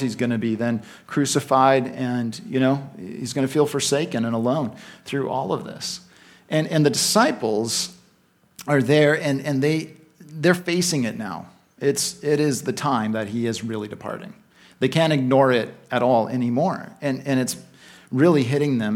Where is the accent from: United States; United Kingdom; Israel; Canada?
Canada; Vancouver, British Columbia; moved away as an adult; now in Victoria, Canada; I was raised in Vancouver